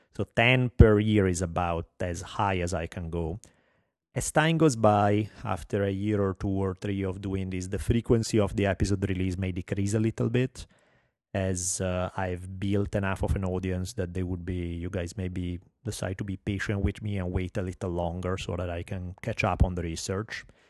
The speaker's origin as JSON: {"language": "English", "country": "Italy", "accent": "heavy Italian", "second_language": "English", "moved": "as an adult", "lives_now": "United States", "said": "I have a heavy Italian accent"}